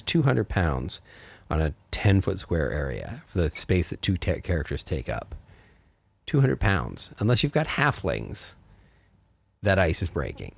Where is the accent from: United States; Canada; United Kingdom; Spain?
Canada; I grew up in Canada in the mountains.